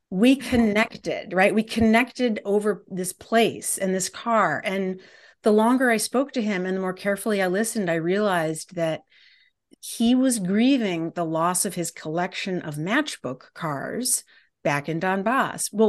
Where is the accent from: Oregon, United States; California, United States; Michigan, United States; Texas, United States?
Michigan, United States; Detroit; the fact that I came from Detroit